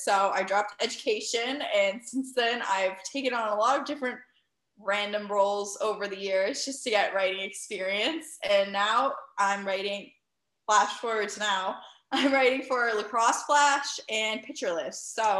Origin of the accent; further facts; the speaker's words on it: Massachusetts, United States; You know, I'm from Massachusetts. I went to school at Bridgewater State.